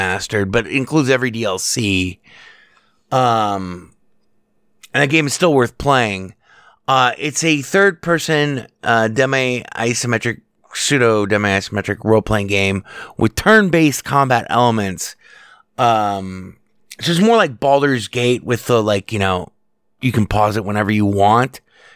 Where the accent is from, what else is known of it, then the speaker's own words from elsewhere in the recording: Las Vegas, Nevada, United States; I was raised here in Las Vegas on arcade games